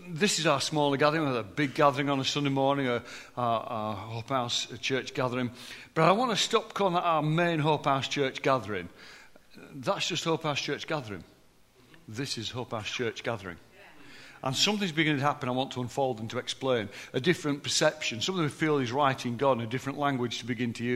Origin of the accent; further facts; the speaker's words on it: Deepcar, Yorkshire and the Humber, United Kingdom; accent: posh for a Barnsley person; also born or lived in Barnsley; I was born in Barnsley, but my childhood years were up in the Pennines at Deepcar